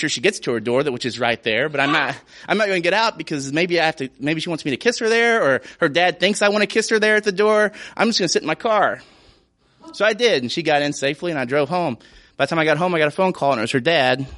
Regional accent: Portland, Tennessee, United States; moved away; I'm from Portland, Tennessee, by the way, which is about, at the time, 9,000 people.

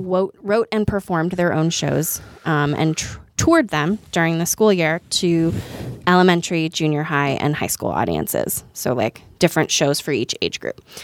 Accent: just outside of Chicago, Illinois, United States; I grew up just outside of Chicago

